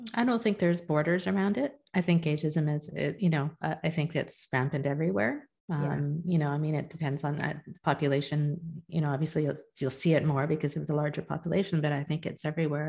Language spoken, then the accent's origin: English; India; I'm I'm a Hindu. I'm in, I'm Indian